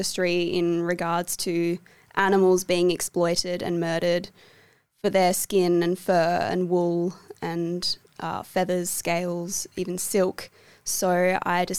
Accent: Fremantle, Western Australia, Australia; also born or lived in Melbourne; I've grown up in the Frio area for basically my whole life. I was born in Melbourne, but my family is from here, so I've lived in Frio since the age of 3 years old.

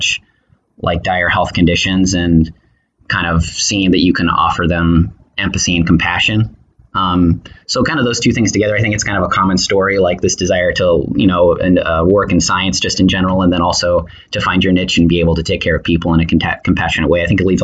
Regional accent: Tucson, Arizona, United States; moved away as an adult; also born or lived in Chicago, Illinois / San Francisco, California; now in Oakland, United States; I'm from Tucson, Arizona

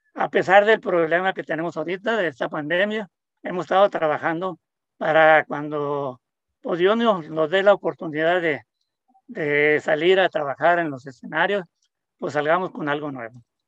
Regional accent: El Recodo, Sinaloa, Mexico; del pueblo donde yo nací, en el pueblo del Recodo

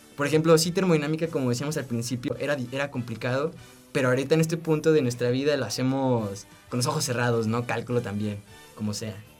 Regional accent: San Luis Potosí, Mexico; moved away as an adult; now in Guanajuato, Mexico; Yo soy de San Luis Potosí

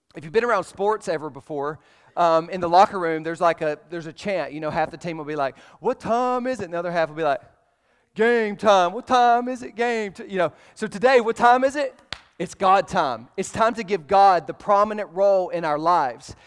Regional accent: Alabama, United States; I'm from Alabama

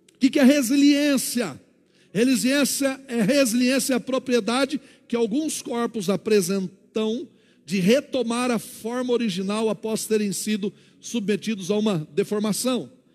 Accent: Paraná, Brazil; moved away; lá no Paraná, de onde eu nasci

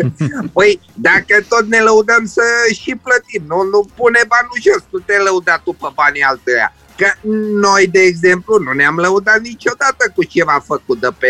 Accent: Romania; Mândru că sunt român!

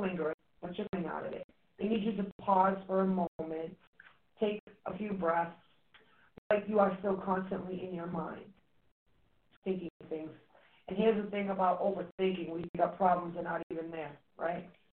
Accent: Massachusetts, United States; accent: Massachusetts; we're from Massachusetts

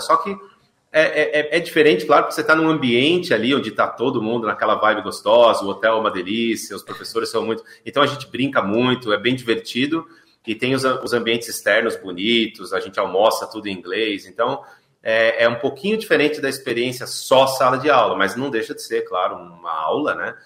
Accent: São Paulo, Brazil; moved away as an adult; also born or lived in Sorocaba; now in Ibiúna, Brazil; eu nasci em Sorocaba, mas com dois uhum. anos, né, ainda bebê, fui para São Paulo. Então eu cresci em São ah. Paulo

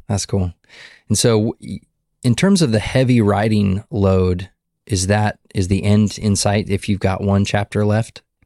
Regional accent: Montana, United States; now in Texas, United States; back to Montana. Mm uh, back to my hometown where I was born and raised

